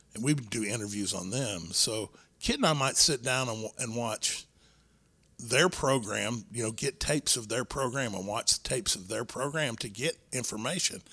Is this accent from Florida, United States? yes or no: no; Texas, United States; Texas was my home. Like, yeah, I wanted to go and work for the larger organizations, but my goal was always to be a Texas wrestler, mm-hmm. live in my home state